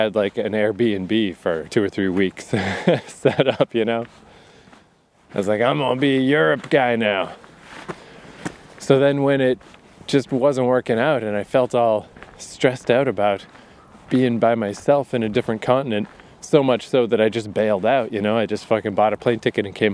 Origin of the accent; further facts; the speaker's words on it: east coast of Canada, Atlantic Canada, Canada; I've been stuck in the east coast of Canada so long.